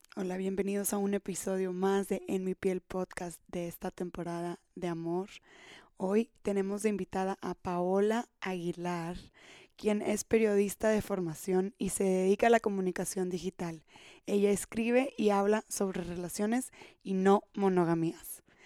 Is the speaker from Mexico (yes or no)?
yes; Mexico; como mujeres mexicanas, eh, y como personas mexicanas en esta cultura latina, machista, que cada vez nos abrimos más, de cierta forma crecimos con esta idea